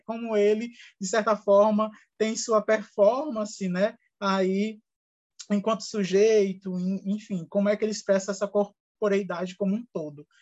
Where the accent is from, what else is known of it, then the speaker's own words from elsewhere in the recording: Brazil; a nossa realidade enquanto brasileiros e brasileiras